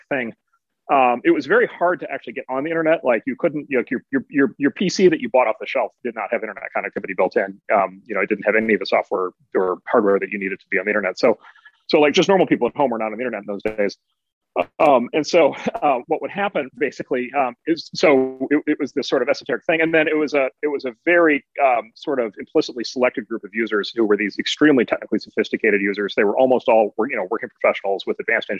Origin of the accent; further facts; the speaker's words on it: Midwest, United States; I'm from the Midwest